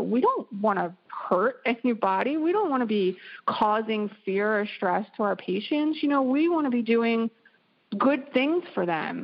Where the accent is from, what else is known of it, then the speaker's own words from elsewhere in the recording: East Coast, United States; now in Pacific Northwest, United States; I am originally from the East Coast